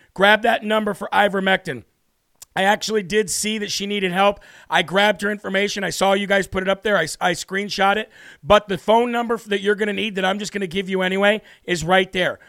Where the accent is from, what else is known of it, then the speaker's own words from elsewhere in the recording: United States; as an American